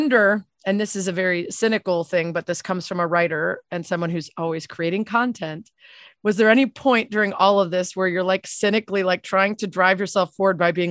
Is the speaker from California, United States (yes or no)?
no; Connecticut, United States; moved away; I grew up in Connecticut